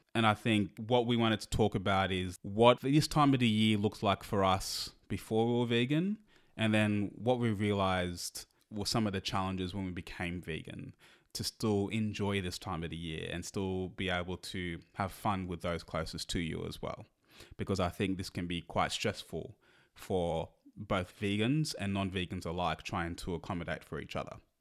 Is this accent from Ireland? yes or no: no; Australia; we're Australian, so we we're not really exposed to the thank, Thanksgiving culture